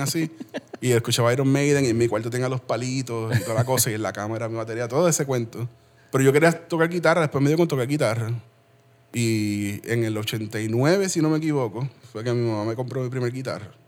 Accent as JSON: {"language": "Spanish", "country": "Puerto Rico", "tie": "born or raised there", "also_born_or_lived": "Aguadilla", "said": "nos criamos muy cerca"}